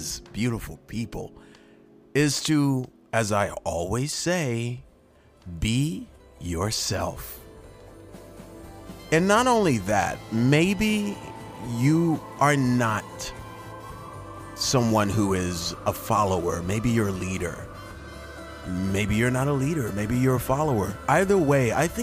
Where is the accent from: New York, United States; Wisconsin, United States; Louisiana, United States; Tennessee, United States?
Louisiana, United States; New Orleans; moved away as an adult; now in Tampa, United States; I'm from New Orleans